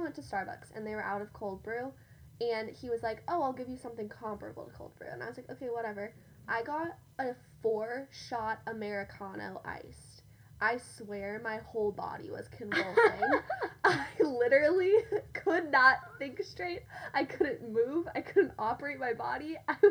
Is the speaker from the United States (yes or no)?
yes; Colorado, United States; Because also, I grew up mainly in Colorado, and so it's very similar to mm-hmm. Utah.